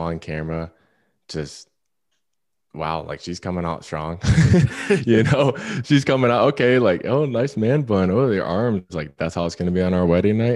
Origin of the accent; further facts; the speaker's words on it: Florida, United States; moved away; also born or lived in Orange County, California; I'm from Florida. I lived in Orange County at the time.